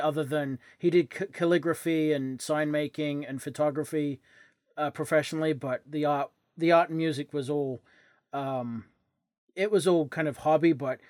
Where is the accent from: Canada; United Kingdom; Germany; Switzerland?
United Kingdom; England; I'm English.